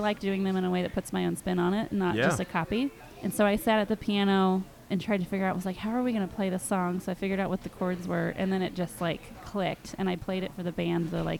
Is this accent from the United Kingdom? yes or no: no; Cincinnati, Ohio, United States; now in Goshen, Indiana, United States; But I grew up in Cincinnati